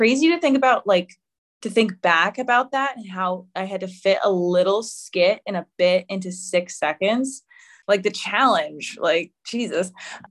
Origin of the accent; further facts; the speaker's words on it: Boston, Massachusetts, United States; also born or lived in Providence, Rhode Island; I'm from Boston, Massachusetts